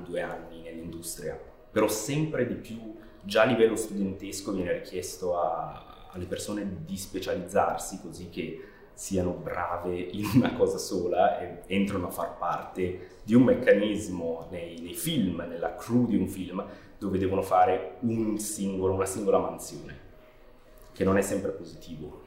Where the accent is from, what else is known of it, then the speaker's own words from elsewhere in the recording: near Chiasso, Ticino, Switzerland; now in London, United Kingdom; vengo dal Canton Ticino, vicino a Chiasso, e sono un regista di animazione in Inghilterra, soprattutto eh, con base a Londra